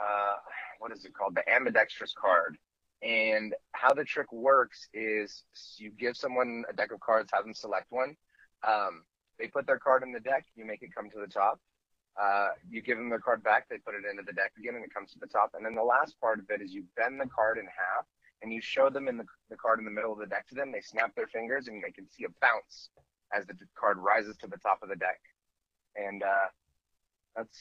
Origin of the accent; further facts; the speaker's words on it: Stockton, California, United States; my hometown of Stockton, California